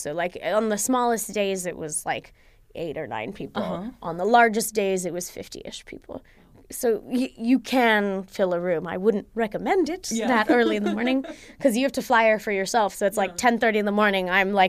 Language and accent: English; India; It's funny because when I say like, oh, yeah, guys, I'm from India, they're like, stop it. No, you're not. No, you're not really Indian. But then when I say, oh, no, I'm American